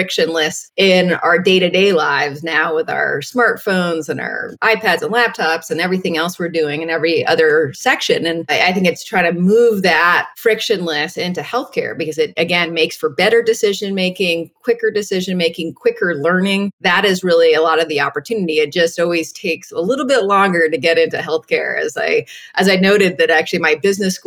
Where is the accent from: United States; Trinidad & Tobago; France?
United States; New Haven, Connecticut; moved away as an adult; also born or lived in Bay Area; I grew up in New Haven, so I was a townie for Yale